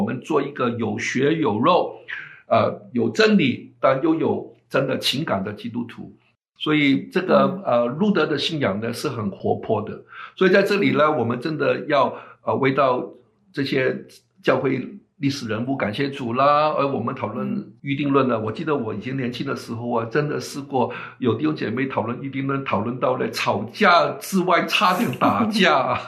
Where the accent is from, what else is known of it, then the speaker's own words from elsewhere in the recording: China; 就好像我们中国人一样啊